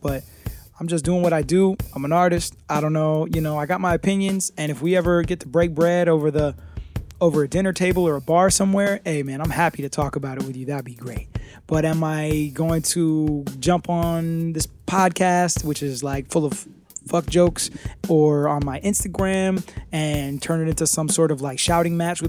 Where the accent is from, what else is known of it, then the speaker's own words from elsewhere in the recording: United Kingdom; I'm too British